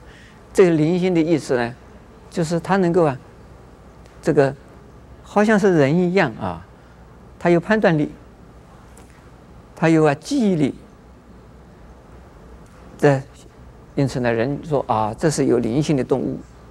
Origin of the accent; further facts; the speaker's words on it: China; 那我们中国人知道是玩猴把戏，母为猴而冠，猴子可以。